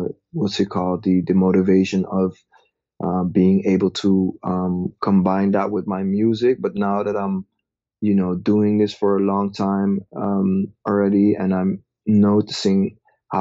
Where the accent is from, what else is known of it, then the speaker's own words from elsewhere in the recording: Amsterdam, North Holland, Netherlands; also born or lived in Nigeria; I'm from Amsterdam in the Netherlands.